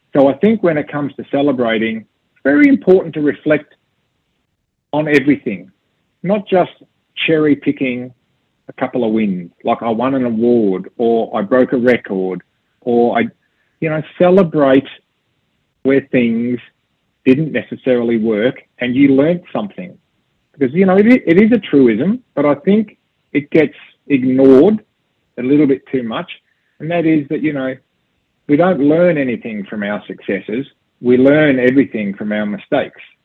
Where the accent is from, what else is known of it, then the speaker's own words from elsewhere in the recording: Australia; I'm an Australian